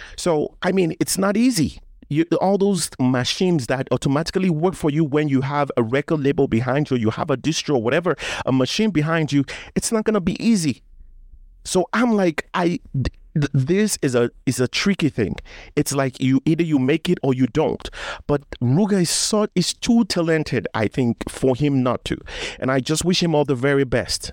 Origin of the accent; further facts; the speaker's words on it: Nigeria; I'm Nigerian